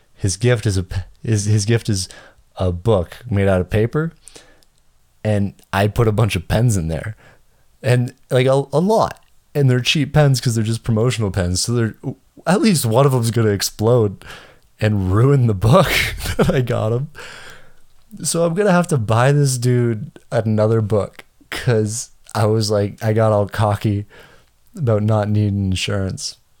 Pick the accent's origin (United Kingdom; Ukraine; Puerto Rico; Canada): Canada; I'm Canadian